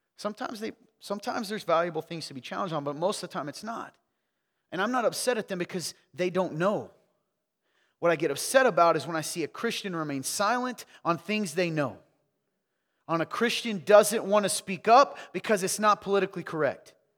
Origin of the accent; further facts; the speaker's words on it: the South, United States; I'm from the South